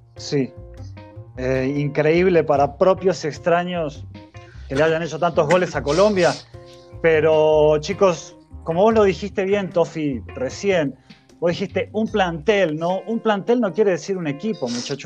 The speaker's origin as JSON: {"language": "Spanish", "country": "Argentina", "said": "Yo como argentino"}